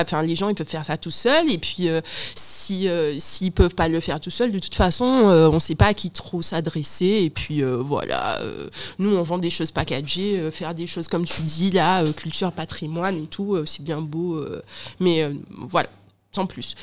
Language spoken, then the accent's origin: French; Guadeloupe; j'ai un accent, je suis guadeloupéenne